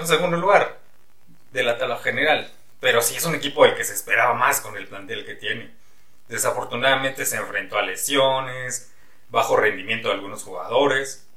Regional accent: Toluca, State of Mexico, Mexico; Yo nací en Toluca, en una familia de aficionados al fútbol. Mis padres eran grandes seguidores del Toluca y me llevaban al estadio desde que era yo muy morro

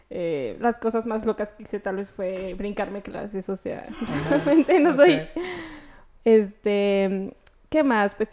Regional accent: León, Guanajuato, Mexico; De León, de León, Guanajuato. Sí, sí, soy de panza verde

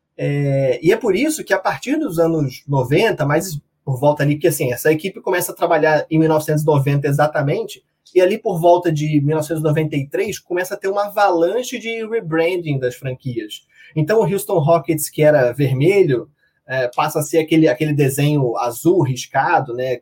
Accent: Rio de Janeiro, Brazil; eu sou daqui do Rio de Janeiro

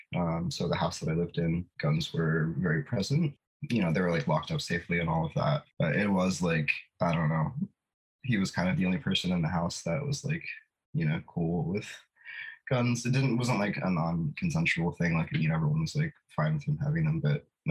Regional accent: D.C., Maryland, United States; also born or lived in Washington, D.C.; now in Philadelphia, United States; I grew up in Maryland, D.C.

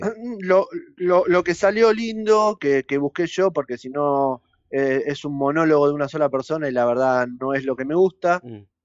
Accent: Banfield, Buenos Aires Province, Argentina; yo soy nacido en Banfield, eh, jugué en Banfield toda mi vida

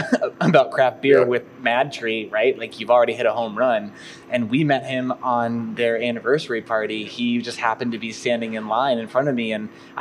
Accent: St. Louis, Missouri, United States; I grew up in St. Louis

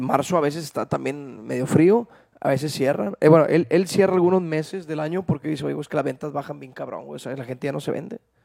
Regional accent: Santiago, Nuevo León, Mexico; Yo soy de Santiago, Nuevo León

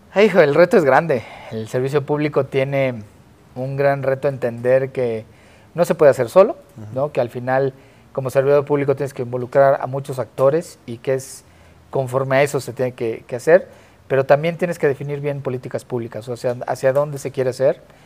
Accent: Tlalnepantla, State of Mexico, Mexico; yo soy de Tlanepantla, está pegadito a Naucalpan

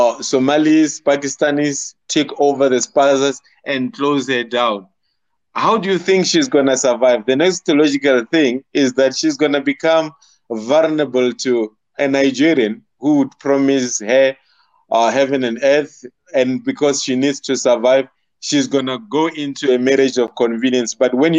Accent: South Africa; as South African men

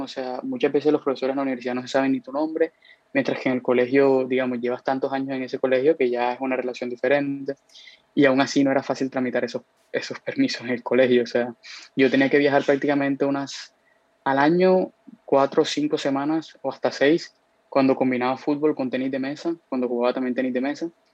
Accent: Cartagena, Bolívar, Colombia; moved away as an adult; now in United States; vivo en Estados Unidos hace más o menos casi cuatro años, cuatro años y medio, este, pero soy de aquí de Cartagena

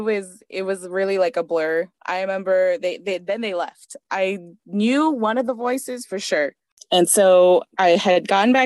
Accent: Germany; born there; I'm Bolivian Honduran, I was born in Germany, like, you know, the whole thing.

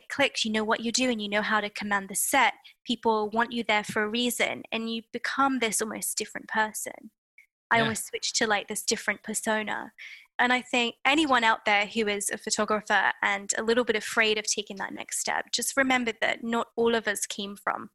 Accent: United Kingdom; being British

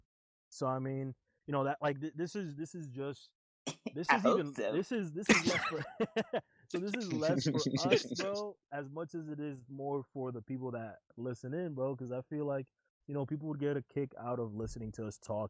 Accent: Union City, New Jersey, United States; moved away as an adult; now in Utah, United States; the city that we grew up in was is. Because, I mean, I've been out of the city for 7 years now, 8 years now.

